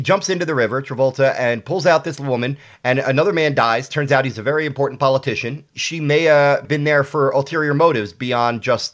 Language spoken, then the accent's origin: English; Philadelphia, Pennsylvania, United States; also born or lived in Austin, Texas; I'm born and raised in Philadelphia. I've lived in Austin a few times throughout my life, but Philadelphia is my first and only home. I grew up obsessed with movies that were shot in and around Philadelphia.